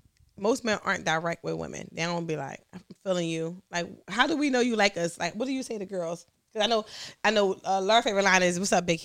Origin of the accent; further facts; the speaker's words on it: Philadelphia, Pennsylvania, United States; I grew up in North Philly. It was 14 kids in the house.